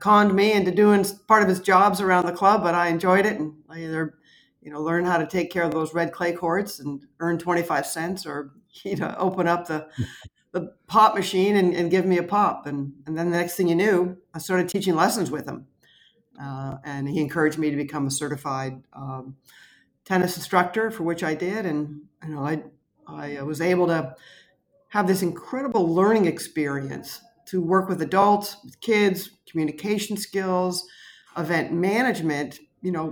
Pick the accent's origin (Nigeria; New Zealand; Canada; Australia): Canada; Welland, Ontario; moved away as an adult; now in United States; I was chosen from St. Kevin's Elementary School in Welland